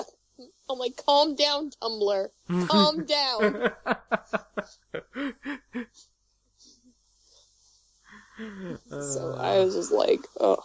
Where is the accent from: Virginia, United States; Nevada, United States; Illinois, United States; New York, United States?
New York, United States; accent: New York; moved away; also born or lived in Florida; I grew up in New York, but I've lived in Florida, and I've lived in upstate New York